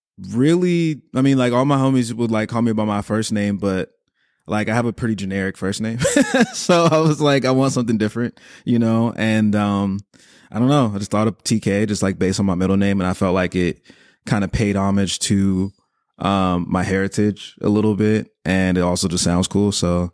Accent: Maryland, United States; also born or lived in United Kingdom; now in Los Angeles, United States; I'm of Nigerian descent, so my family's Nigerian, Yoruba tribe. I lived in the UK until I was like 10 years old, and then I relocated to PG County, Maryland, which is a suburb right outside of Washington, D.C., then moved to L.A. 8 years ago

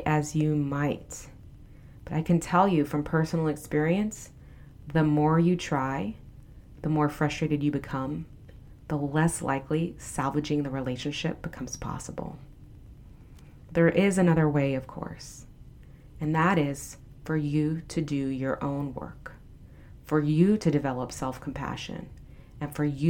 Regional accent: the South, United States; I'm from the South

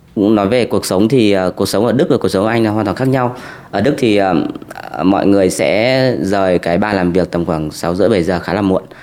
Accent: Vietnam; moved away as an adult; also born or lived in Germany; người Việt thì mình sẽ nói tiếng Anh hoặc là tiếng Đức

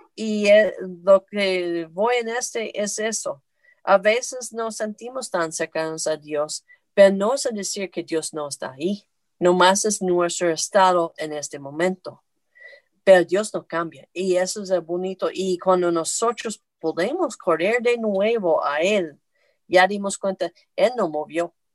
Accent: the north of the United States, United States; moved away; also born or lived in Puebla, Mexico; yo soy del norte de los Estados Unidos

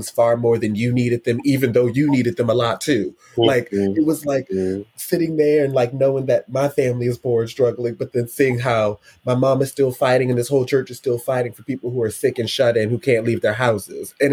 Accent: Wisconsin, United States; now in Brooklyn, United States; I'm from Wisconsin.

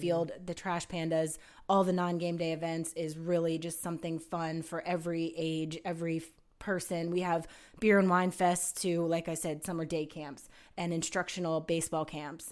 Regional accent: Allentown, Pennsylvania, United States; moved away as an adult; now in Huntsville, United States; my hometown in Allentown, Pennsylvania

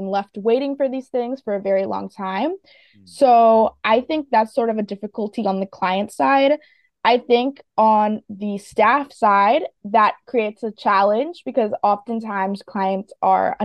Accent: Fairfax, Virginia, United States; I was born in Fairfax, Virginia, and my dad's Turkish and my mom's Colombian. So I did grow up in a really global household

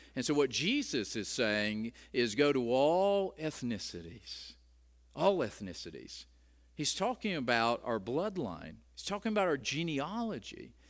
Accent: United States

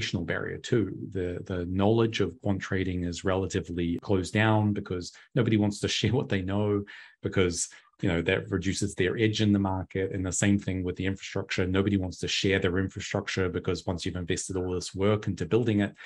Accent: New Zealand; now in Florida, United States; I'm a New Zealander, biomedical engineer.

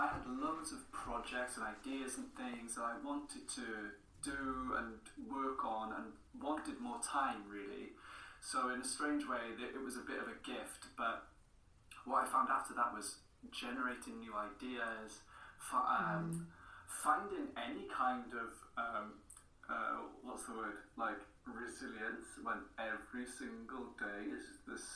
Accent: Porthcawl, Wales, United Kingdom; first language English; I'm from Porthcawl, so we're a small town.

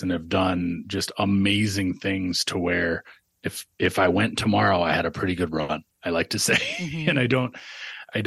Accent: Michigan, United States; I grew up in Michigan with no money

